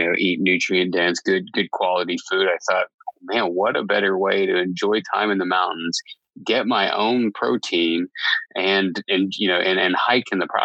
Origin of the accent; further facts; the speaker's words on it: southern Indiana, United States; moved away as an adult; now in Boise, United States; I grew up in the Midwest where it's completely flat in southern Indiana, and grew up as a young kid there